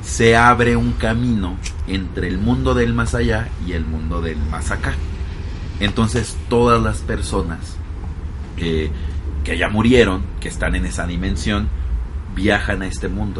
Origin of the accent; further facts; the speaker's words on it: Mexico; para nosotros como mexicanos